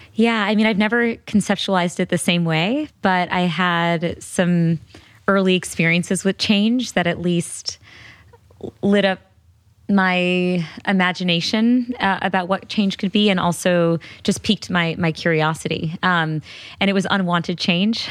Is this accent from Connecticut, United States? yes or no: yes; Connecticut, United States; I grew up in Connecticut.